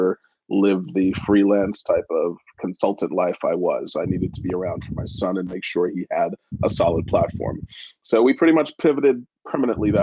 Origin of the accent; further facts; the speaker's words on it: United States; Being an American